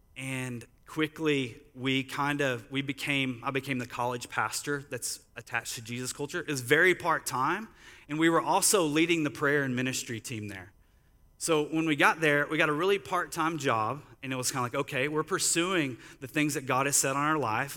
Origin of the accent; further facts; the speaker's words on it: Sulphur Springs, Texas, United States; moved away as an adult; also born or lived in Sacramento / San Marcos; now in San Antonio, United States; I grew up in Dallas area. as a town called Sulphur Springs